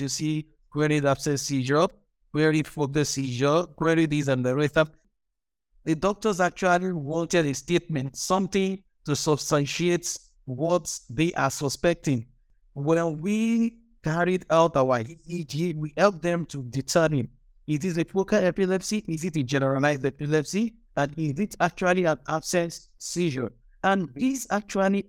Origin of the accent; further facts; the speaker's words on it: Nigeria; from Nigeria